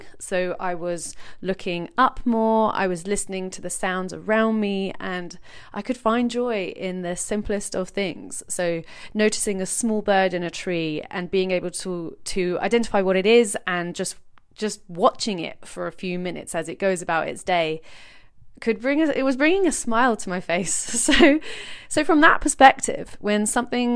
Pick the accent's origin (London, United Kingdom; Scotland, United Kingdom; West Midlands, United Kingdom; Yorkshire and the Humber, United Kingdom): London, United Kingdom; moved away as an adult; now in Brighton, United Kingdom; I grew up in Peckham, southeast London, and now live by the sea in lovely Brighton.